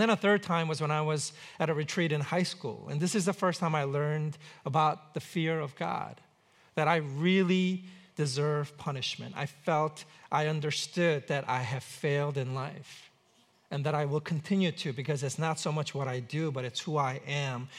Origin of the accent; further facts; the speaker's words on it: New York City, New York, United States; grew up in New York City